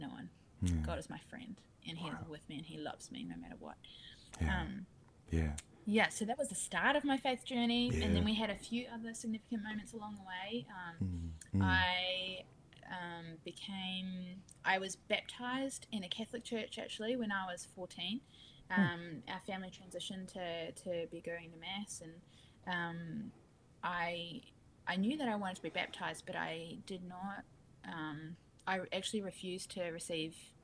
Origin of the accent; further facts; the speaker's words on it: Rangiora, Canterbury, New Zealand; I grew up in New Zealand